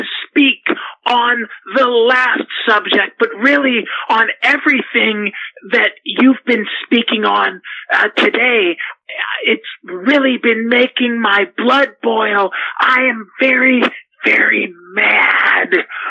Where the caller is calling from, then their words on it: Boulder, Colorado, United States; I'm calling from Boulder, Colorado.